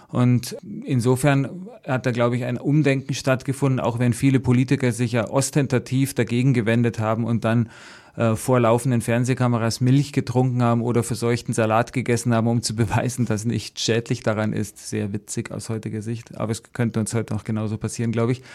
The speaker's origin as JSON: {"language": "German", "town": "Sulzbach-Rosenberg", "region": "Bavaria", "country": "Germany", "said": "ich komme aus der Oberpfalz, aus der, äh, aus Solz-Barosenberg, also dreißig Kilometer von Wackersdorf entfernt"}